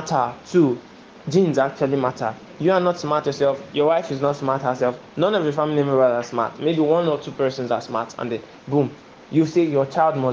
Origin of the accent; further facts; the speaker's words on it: Warri, Delta, Nigeria; I'm from Warri Delta State.